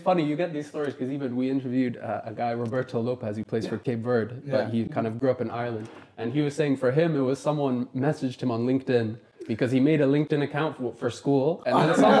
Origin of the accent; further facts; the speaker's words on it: Kenya; moved away; also born or lived in Uganda; I grew up in Kenya, I was born and raised in Kenya. So for me, I'm seeing this group, and I grew up in Uganda as well, you know, spent some time in Congo.